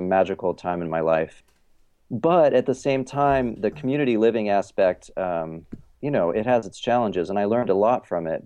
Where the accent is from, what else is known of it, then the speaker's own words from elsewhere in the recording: Eugene, Oregon, United States; also born or lived in Ohio; now in Portland, United States; I'm from Oregon, and I grew up kind of in a, you know, a, like a small hippie college town, Eugene, Oregon